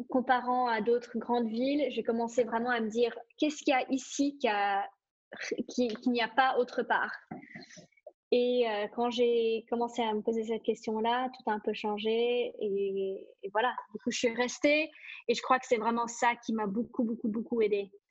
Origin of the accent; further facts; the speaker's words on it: Singapore; now in Switzerland; Euh, j'ai grandi à Singapour, euh, j'ai toujours grandi dans des grandes villes où ça bouge énormément.